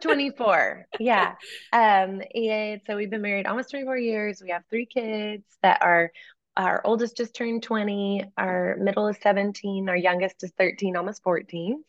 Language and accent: English; East Texas, United States; moved away as an adult; growing up in East Texas